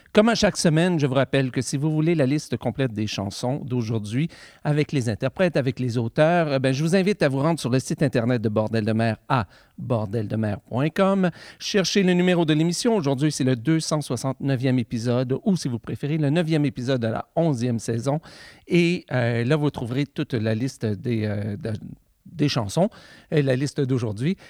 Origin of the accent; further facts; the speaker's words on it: the Gatineau, Quebec, Canada; la Gatineau, ben, ça, c'est mon coin de pays, c'est là que j'ai grandi